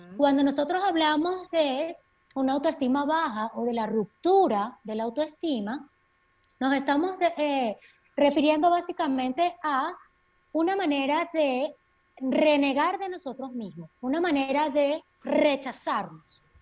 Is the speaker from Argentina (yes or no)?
no; Maracay, Aragua, Venezuela; moved away as an adult; also born or lived in Mérida, Venezuela; now in Quito, Ecuador; Estuve unos años en Maracay ejerciendo como psiquiatra en el Instituto Venezolano de Seguridad Social de San José y luego, bueno, por toda la crisis país, me tocó migrar como muchos de nosotros y ahora estoy viviendo en Quito, Ecuador